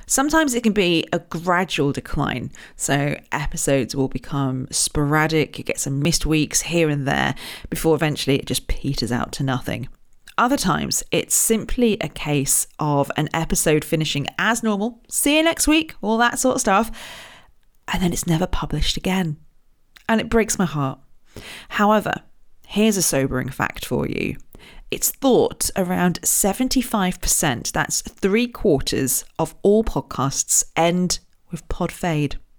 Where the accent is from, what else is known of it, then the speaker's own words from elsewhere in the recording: Royal Berkshire, South East England, United Kingdom; I was born in Royal Berkshire, just down the road from Windsor